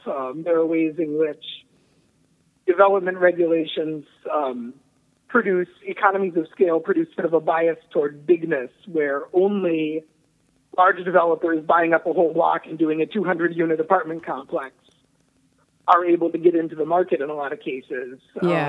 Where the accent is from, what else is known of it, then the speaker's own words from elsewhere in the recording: Twin Cities, Minnesota, United States; moved away; I'm from the Twin Cities originally